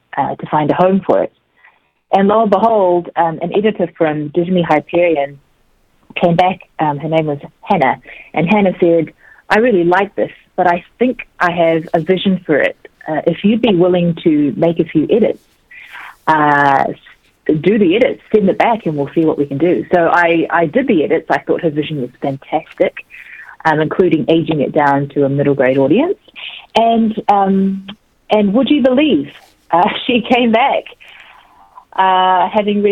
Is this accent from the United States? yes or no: no; New Zealand; also born or lived in South Korea; I was born in Korea, and our family immigrated to New Zealand when I was three